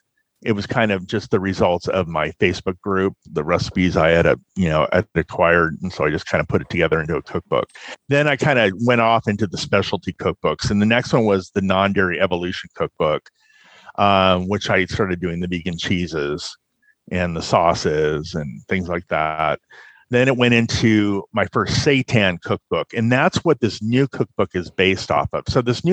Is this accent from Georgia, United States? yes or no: no; California, United States; now in Fort Wayne, United States; Originally, I'm from Southern California. I grew up there, military family, and I moved to Fort Wayne, let's see, about 12 years ago.